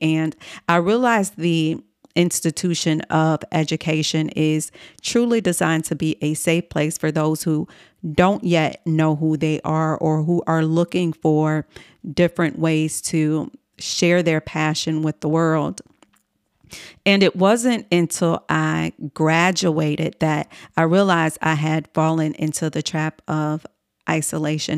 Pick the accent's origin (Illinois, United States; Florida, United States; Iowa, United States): Illinois, United States; Chicago; moved away as an adult; also born or lived in New York City; my hometown in Chicago, Illinois